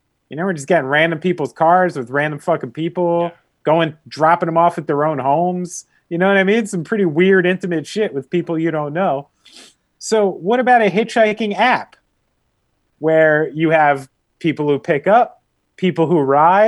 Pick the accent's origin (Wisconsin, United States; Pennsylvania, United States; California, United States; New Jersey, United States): New Jersey, United States; because I'm from New Jersey. Yeah. Like, I literally grew up in a house where my father banned chain pizza places.